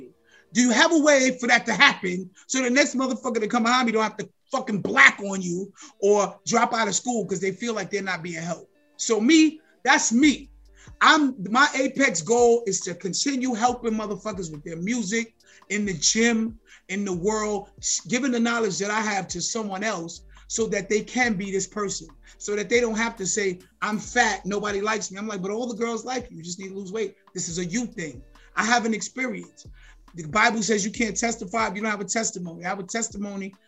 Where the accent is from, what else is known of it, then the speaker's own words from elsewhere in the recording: New York City, New York, United States; also born or lived in Harlem, New York; I'm from Harlem and then moved to the Bronx when I was whatever, 8 years old